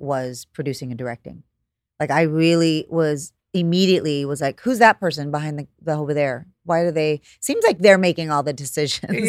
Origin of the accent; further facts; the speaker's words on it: Corpus Christi, Texas, United States; moved away as an adult; also born or lived in California; I'm from Corpus